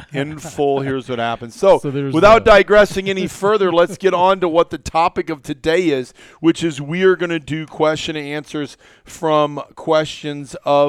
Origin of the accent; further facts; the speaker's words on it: Iowa, United States; way before I got into rifle gear because I'm a kid from Iowa, right?